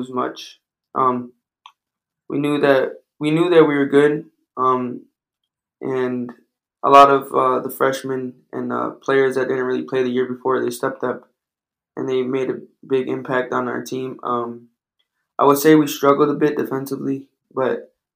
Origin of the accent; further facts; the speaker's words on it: Detroit, Michigan, United States; I was some kid from Detroit that played at junior college